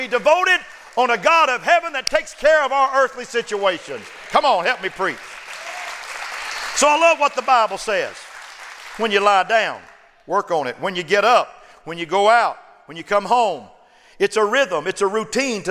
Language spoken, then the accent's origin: English; Oklahoma, United States; now in Austin, United States; I'm a pastor. And I was born in Oklahoma